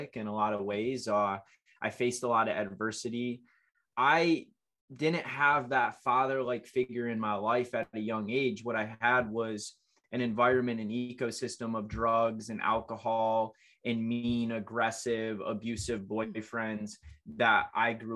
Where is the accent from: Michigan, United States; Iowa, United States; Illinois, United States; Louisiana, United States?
Michigan, United States; Otsego; now in San Diego, United States; I'm a 27-year-old that lives in San Diego, California. I was born and raised in Michigan